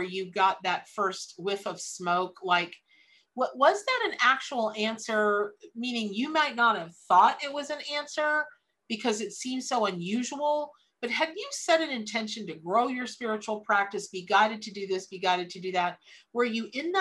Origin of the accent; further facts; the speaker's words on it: Ocala, Florida, United States; I grew up here in Florida.